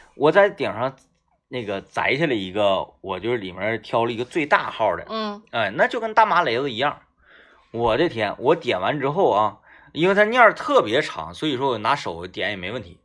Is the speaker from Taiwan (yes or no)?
no; Wangou mine, Jilin, China; 我老家那边呢，它是，呃，嗯，原来呢，煤矿是支柱产业，嗯。它是一个矿区，然后针对这个矿区而形成的一个居住的村落，啊，嗯，是这么一个镇子